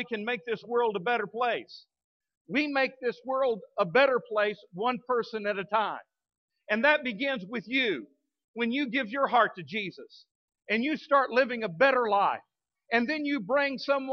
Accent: Midland, United States; now in Fort Smith, United States; growing up in the Baptist, Free Will Baptist Church in Midland

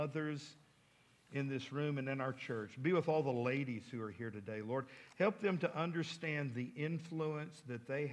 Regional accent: Midland, United States; now in Fort Smith, United States; growing up in Midland, out in the country

